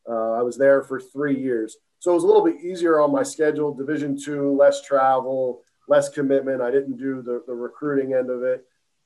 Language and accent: English; Philadelphia, Pennsylvania, United States; also born or lived in South Jersey; I'm from that area. So I was born and raised in Philly, through and through.